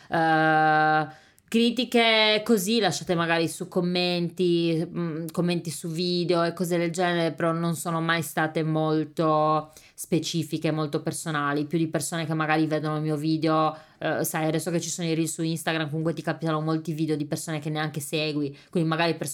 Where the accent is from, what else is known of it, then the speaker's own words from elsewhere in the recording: Sardinia, Italy; io ho anche paura a dire venite in questo ristorante autentico siciliano perché io sarda, come perché, cioè, come faccio a dire che questo è autentico?